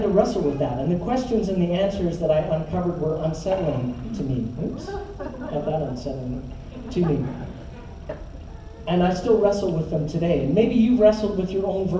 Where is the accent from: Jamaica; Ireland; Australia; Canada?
Canada; also born or lived in Toronto; growing up in Canada